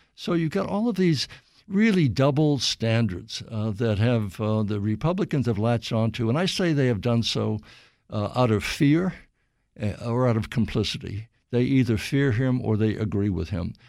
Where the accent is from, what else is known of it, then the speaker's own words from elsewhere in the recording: Bangor, Maine, United States; moved away; where I grew up in Bangor